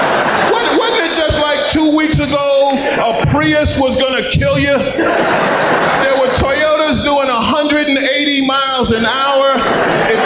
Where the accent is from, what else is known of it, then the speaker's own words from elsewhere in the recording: New York City, New York, United States; I grew up in Queens